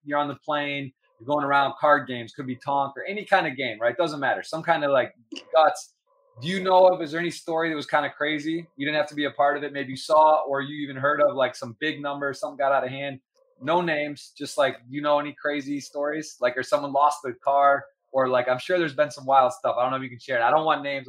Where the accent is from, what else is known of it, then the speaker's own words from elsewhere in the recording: Ann Arbor, Michigan, United States; I grew up in Ann Arbor, Michigan